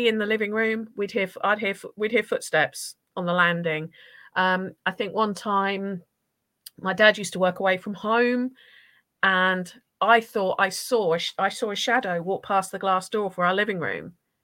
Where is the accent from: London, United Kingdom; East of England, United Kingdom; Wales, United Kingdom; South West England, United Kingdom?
East of England, United Kingdom; Norfolk; also born or lived in Essex; I grew up in Norfolk. I'm from Essex originally. Parents ripped me from Essex at 3 years old and made me move to Norfolk.